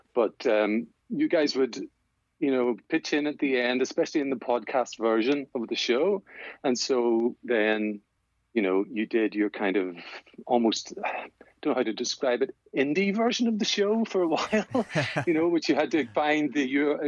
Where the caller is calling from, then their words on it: Northern Ireland, United Kingdom; Yeah, just not too far from Belfast.